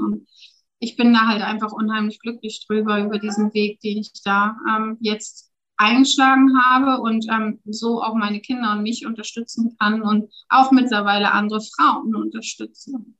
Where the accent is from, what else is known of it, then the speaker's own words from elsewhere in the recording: Germany; moved away as an adult; now in Switzerland; das ist meine Heimat. Da bin ich halt, ja, vierunddreißig Jahre mit aufgewachsen.